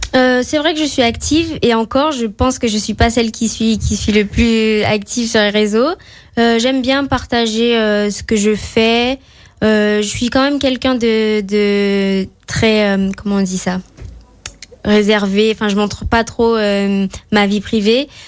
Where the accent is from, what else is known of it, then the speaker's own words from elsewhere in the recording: Fort-de-France, Martinique; also born or lived in Balata, Martinique; now in Saint-Étienne, France; je suis née à Fort-de-France. j'ai vécu à Balata, et et en ce moment, j'habite à Tartane